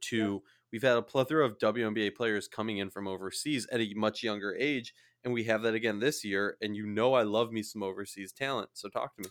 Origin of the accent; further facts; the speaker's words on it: St. Louis Park, Minnesota, United States; I'm from Saint Louis Park, Minnesota.